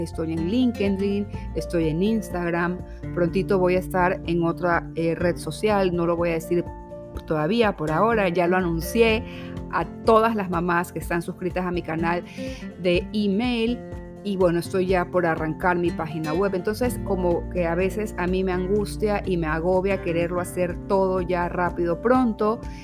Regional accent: Guayaquil, Guayas, Ecuador; soy de aquí, de Guayaquil, de Ecuador, nací aquí

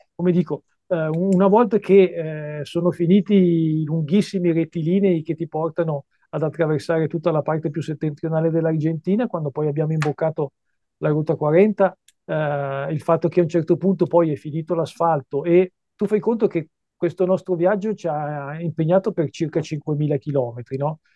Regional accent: Varese, Lombardy, Italy; io vengo da, da Varese, un, una bella cittadina vicina a Milano, ai piedi delle Prealpi

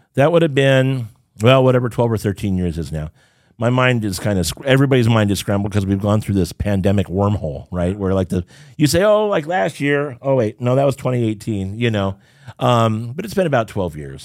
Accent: Southern California, United States; also born or lived in Rialto, California / Irvine, California; growing up in Southern California

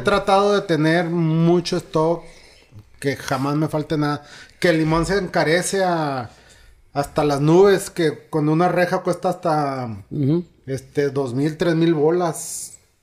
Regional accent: Cuauhtémoc region, Chihuahua, Mexico; moved away; voy a mi pueblo, a y voy a dar una plática ante 600 niños de escasos recursos. Es una posada que hacen en toda la región de allá, Cuauhtémoc, Campos Menones, Pueblitos

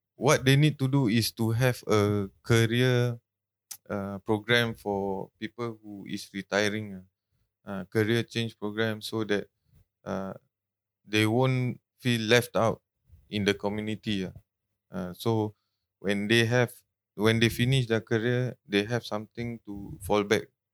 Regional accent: Singapore; I grew up in Tanglin Halt Road

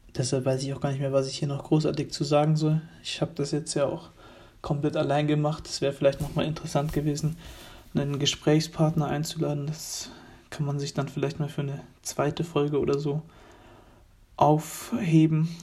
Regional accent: Germany; wir freuen uns alle als Deutsche

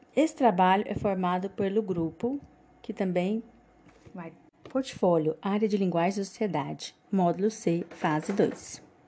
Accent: Mateiros, Tocantins, Brazil; Somos de Mateiros Tocantins

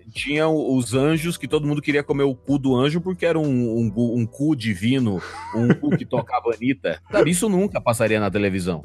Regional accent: Sinop, Mato Grosso, Brazil; moved away; also born or lived in Cuiabá; Eu morei, nasci em Cuiabá, morei a vida inteira no interior do Mato Grosso, 500 quilômetros para dentro do estado do Mato Grosso, Caralho. numa cidade chamada Sinop

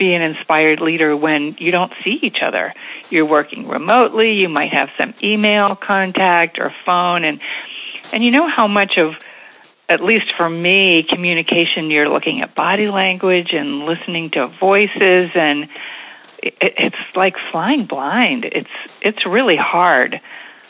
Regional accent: State College, Pennsylvania, United States; moved away as an adult; now in Reading, United States; I grew up in the State College area with a wonderful childhood

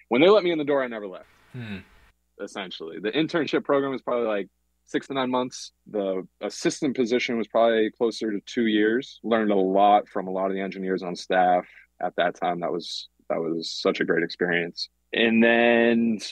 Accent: Boston, Massachusetts, United States; now in Los Angeles, United States; I grew up in Boston

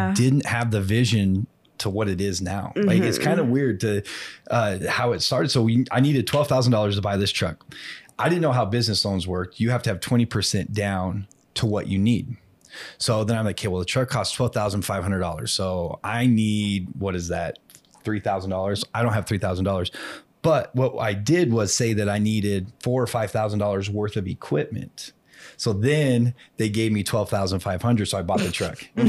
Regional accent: Burley, Idaho, United States; now in Pocatello, United States; where we grew up in Burley, Twin Falls

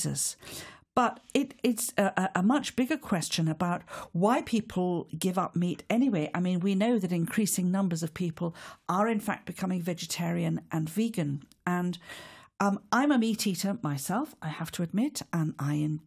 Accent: Wales, United Kingdom; As a Welsh woman

